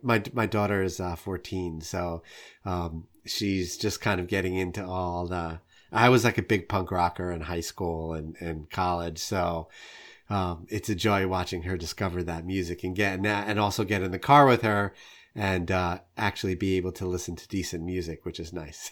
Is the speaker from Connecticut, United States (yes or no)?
no; New York, United States; now in Saint Louis, United States; I'm originally from New York and live in Saint Louis now